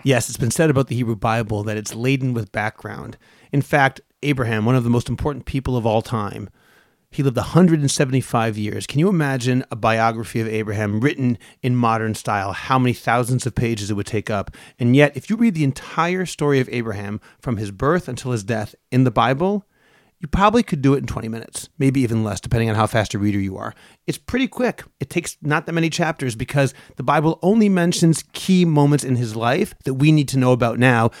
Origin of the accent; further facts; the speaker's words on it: Boston, Massachusetts, United States; moved away as an adult; now in Israel; I love Boston. I am a Bostonian, but I've been living in Israel for close to twenty-four years